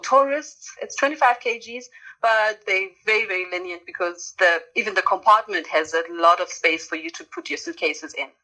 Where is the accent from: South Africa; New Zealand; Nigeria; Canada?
South Africa; I grew up in South Africa